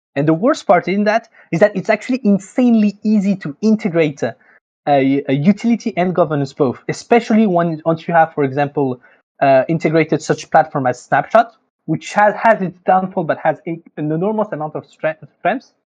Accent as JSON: {"language": "English", "country": "France", "accent": "French", "second_language": "English", "said": "I'm French, as you can, I guess, can probably hear with my accent."}